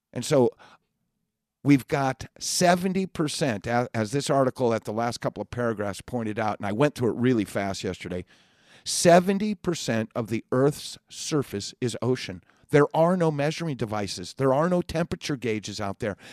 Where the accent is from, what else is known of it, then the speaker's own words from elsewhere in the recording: California, United States; moved away as an adult; now in Colorado, United States; I was born and raised in California